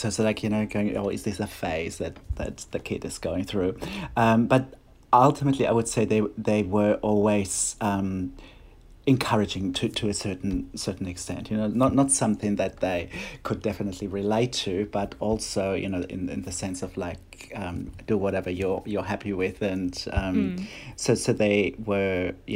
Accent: Bonn, North Rhine-Westphalia, Germany; first language German; English is a second language; moved away as an adult; also born or lived in Berlin, Germany; now in Sydney, Australia; I was born in Germany, and where I grew up. And then much later I came to Australia.

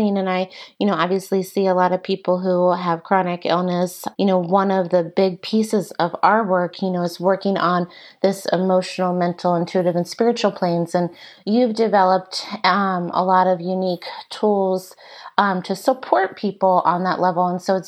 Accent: Virginia, United States; growing up in Virginia and going to UVA

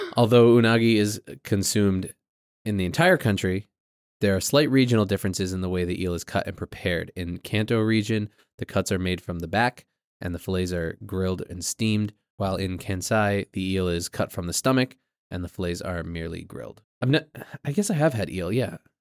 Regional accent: New England, United States; we're from New England

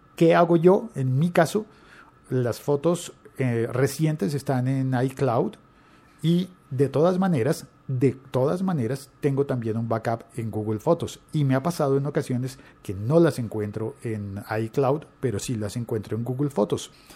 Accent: Colombia

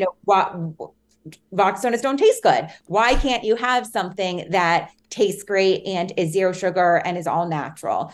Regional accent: New York City, New York, United States; also born or lived in Hanover, New Hampshire; I grew up in New York City, in Manhattan, so right dead in the center of the city

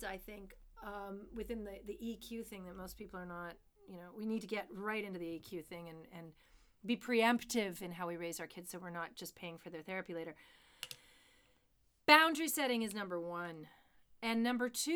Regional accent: Canada; a Canadian artist

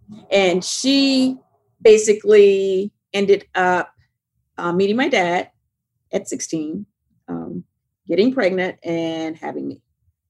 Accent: the South, United States; My mother, you know, just growing up in the South, like, the only thing that she told me was, don't get in trouble.

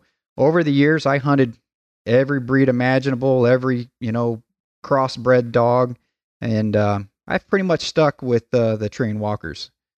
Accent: Culver, Indiana, United States; Yeah, I was born and raised just outside of Culver, Indiana, which is about an hour southwest of South Bend, Mishawaka, Indiana.

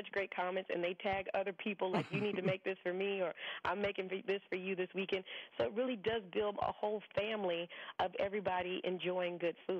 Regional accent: the South, United States; But, I mean, growing up in the South, I mean, we barbecue year-round.

